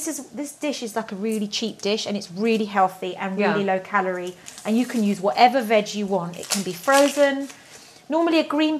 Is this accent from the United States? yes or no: no; England, United Kingdom; I'm English. I was born here.